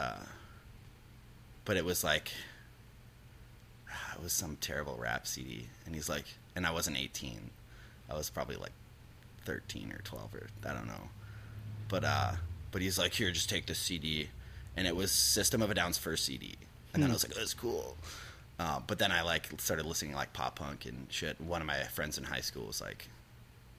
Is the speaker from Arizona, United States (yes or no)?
no; Eden Prairie, Minnesota, United States; also born or lived in Richfield, Minnesota; my parents moved to, Eden Prairie